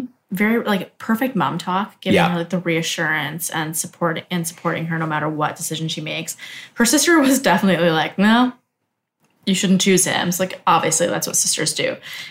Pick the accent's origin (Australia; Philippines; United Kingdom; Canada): Canada; Here's where I'm from. You know, like, I'm Canadian, so here's what...